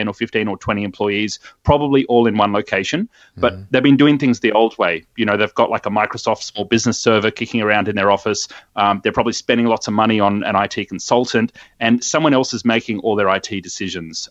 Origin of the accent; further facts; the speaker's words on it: Sydney, New South Wales, Australia; Born and bred in Sydney, and I still call this place home as well